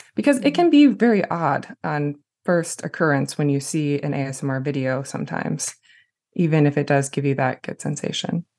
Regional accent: Jackson, Michigan, United States; my hometown of Jackson

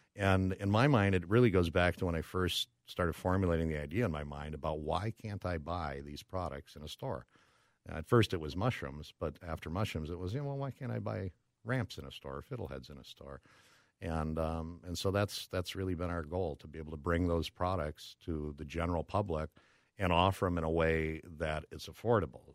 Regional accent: Brooklyn Park, Minnesota, United States; I'm a Minnesota boy. Grew up, uh, born and raised in, uh, Brooklyn Park.

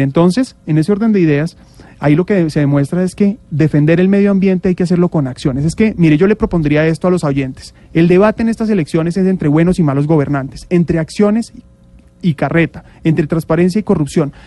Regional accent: Bogotá, Colombia; Yo siempre he vivido en la ciudad, en Bogotá soy bogotano

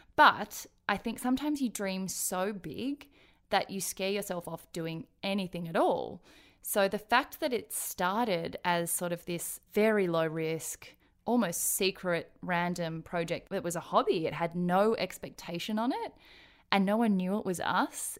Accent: Australia; born or raised there; also born or lived in Daegu, South Korea

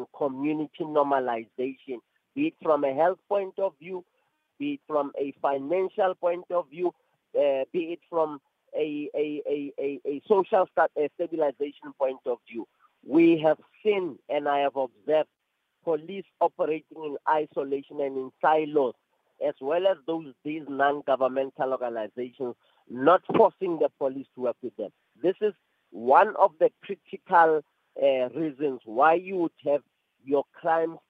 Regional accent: Bekkersdal, Gauteng, South Africa; where I was born and bred in Bekazal and all other areas

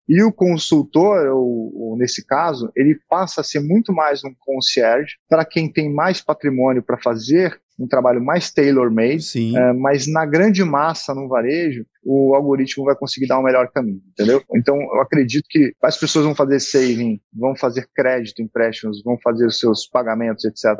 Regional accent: Manaus, Amazonas, Brazil; moved away; also born or lived in Santa Catarina; eu sou natural de Manaus, Amazonas

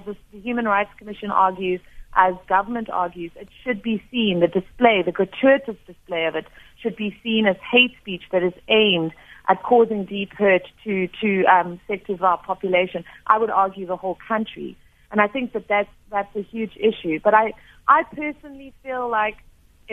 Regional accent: South Africa; as a South African

